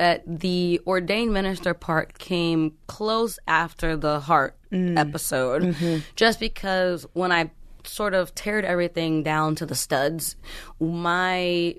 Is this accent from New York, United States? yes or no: yes; Brooklyn, New York, United States; I grew up in Brooklyn in the projects, you know what I mean? Moving around a lot.